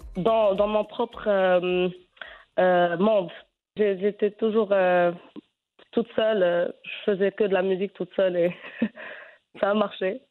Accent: Fez, Fès-Meknès, Morocco; je je suis née à Fès

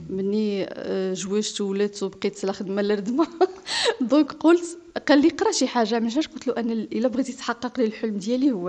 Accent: Morocco; آه باني جيت من المغرب وخلص ديك الثمن غير على ثلاث ايام

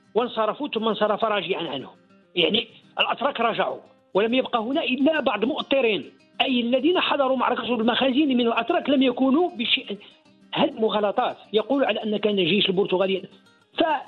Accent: Morocco; نحن كمغاربة

